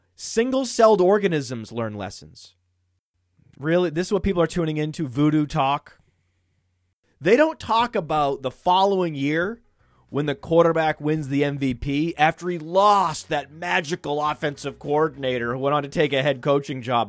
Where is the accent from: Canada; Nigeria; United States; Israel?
United States; Maine; From Maine